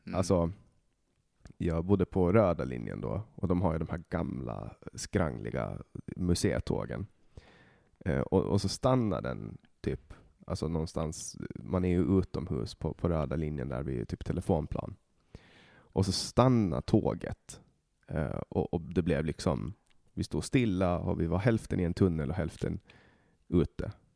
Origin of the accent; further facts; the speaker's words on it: Åland Islands; moved away as an adult; now in Stockholm, Sweden; jag kommer från Åland